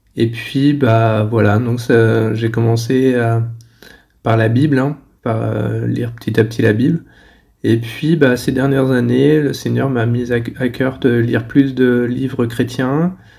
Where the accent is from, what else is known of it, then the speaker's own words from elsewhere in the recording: France; moved away as an adult; now in China; je suis français et euh, je vis en Chine depuis 10 ans